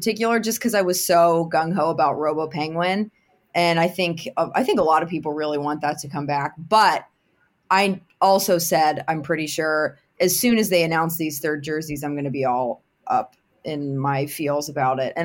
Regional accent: Pittsburgh, Pennsylvania, United States; I'm obviously born and bred in Pittsburgh

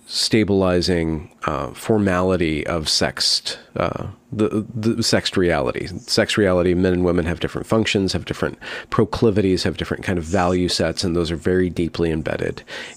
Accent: United States; I'm lower middle class, but I can see it as an American as a porous thing

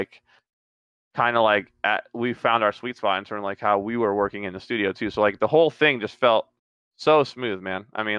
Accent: Trinidad & Tobago; moved away; I'm originally from Trinidad

